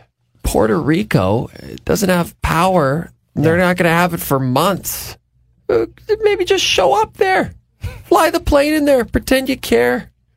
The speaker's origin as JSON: {"language": "English", "country": "Canada", "said": "being Canadian, we have to go with GSP"}